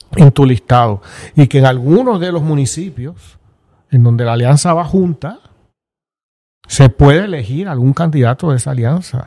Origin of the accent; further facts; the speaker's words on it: Puerto Rico; los puertorriqueños